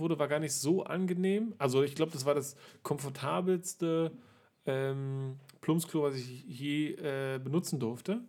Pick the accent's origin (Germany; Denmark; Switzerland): Germany; Berlin; ich bin ja hier in Berlin nun aufgewachsen und auch hier geboren